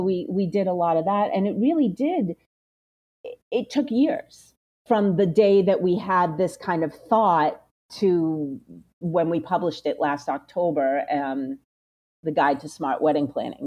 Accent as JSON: {"language": "English", "town": "Belmont", "region": "Massachusetts", "country": "United States", "tie": "born or raised there", "said": "I grew up in Belmont, Massachusetts"}